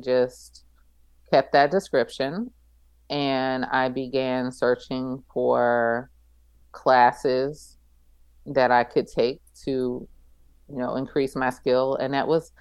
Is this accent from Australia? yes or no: no; East Coast, United States; moved away as an adult; also born or lived in Abu Dhabi; I grew up on the East Coast